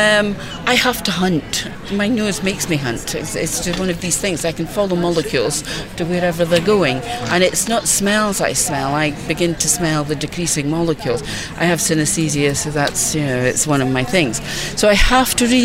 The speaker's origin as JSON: {"language": "English", "town": "Perth", "region": "Scotland", "country": "United Kingdom", "said": "I'm from Perth in Scotland."}